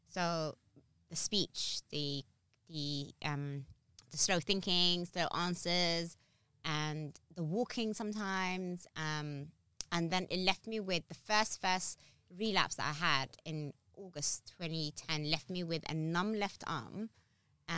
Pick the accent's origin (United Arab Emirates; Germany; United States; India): United Arab Emirates; Abu Dhabi; also born or lived in Harrow / Somaliland; now in London, United Kingdom; I'm born and raised in a hot country, by the way. I'm born and raised in Abu Dhabi. I'm African